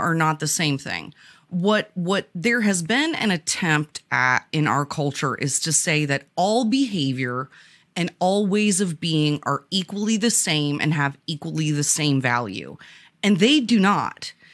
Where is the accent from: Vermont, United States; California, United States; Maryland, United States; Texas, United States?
Vermont, United States; I grew up in Vermont, which at the time of of my youth was predominantly white.